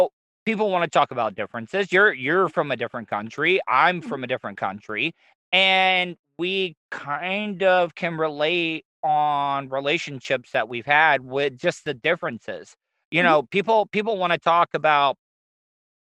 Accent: Florida, United States; I am born and raised in Florida, as a Southern

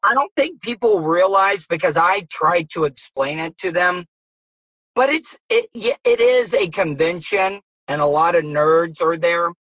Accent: Florida, United States; I was I was born and raised in Florida as well too

